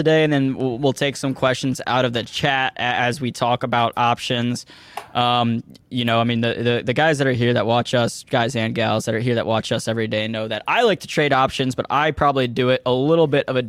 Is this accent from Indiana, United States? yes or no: no; St. Louis, Missouri, United States; Well, I'm from St. Louis, and Anheuser-Busch is from and headquartered in St. Louis.